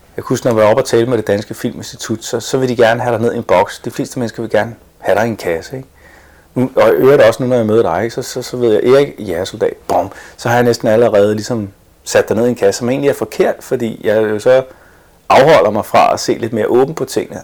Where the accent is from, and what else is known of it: Denmark; born or raised there; first language English; also born or lived in Boston, United States